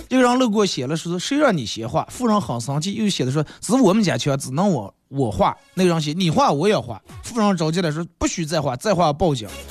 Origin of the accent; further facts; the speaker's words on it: Inner Mongolia, China; 我们内蒙